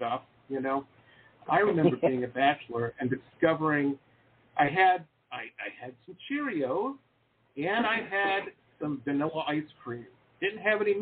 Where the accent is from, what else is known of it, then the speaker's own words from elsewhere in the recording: Detroit, Michigan, United States; growing up in Detroit, Metro Detroit